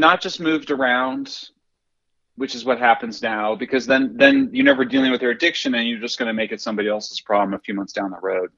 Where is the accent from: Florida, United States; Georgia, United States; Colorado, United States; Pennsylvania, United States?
Colorado, United States; Greeley; I'm from Greeley, Colorado